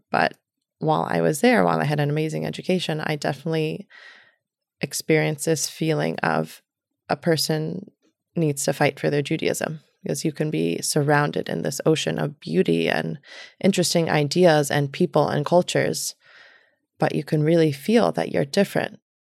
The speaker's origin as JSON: {"language": "English", "town": "New York City", "region": "New York", "country": "United States", "tie": "born or raised there", "also_born_or_lived": "Long Island", "moved": "yes", "lives_now": "New Haven, United States", "said": "I grew up in Manhattan. My family moved to Long Island"}